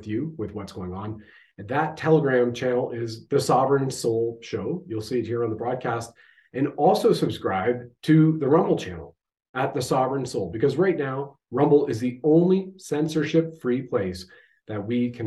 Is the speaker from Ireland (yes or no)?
no; Canada